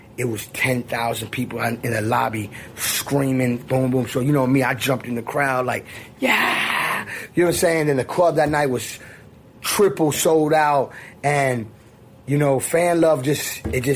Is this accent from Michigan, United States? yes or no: no; Miami, Florida, United States; I'm from Miami.